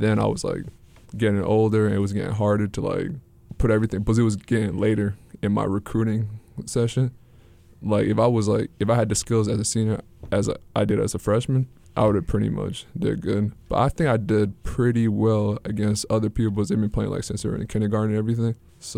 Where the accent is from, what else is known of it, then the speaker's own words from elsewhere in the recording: St. Paul, Minnesota, United States; Well, I'm originally from St. Paul, Minnesota, and, you know, I'm a family guy.